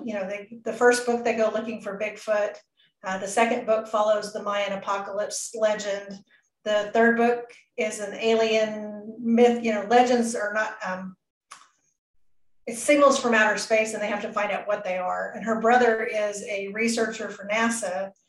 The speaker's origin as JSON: {"language": "English", "region": "Pacific Northwest", "country": "United States", "tie": "born or raised there", "said": "I grew up in the Pacific Northwest for a very brief period of time."}